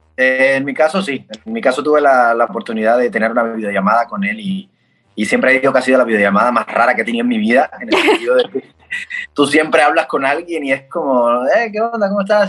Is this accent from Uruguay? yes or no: no; Cuba; en mi país, en Cuba